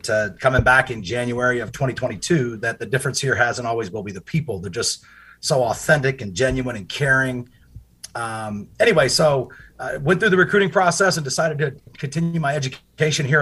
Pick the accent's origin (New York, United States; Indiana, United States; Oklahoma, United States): Indiana, United States; Indianapolis; moved away as an adult; also born or lived in California / Hanover, New Hampshire / Chicago, Illinois; now in Charleston, United States; having been a Midwest native, um, growing up in Indianapolis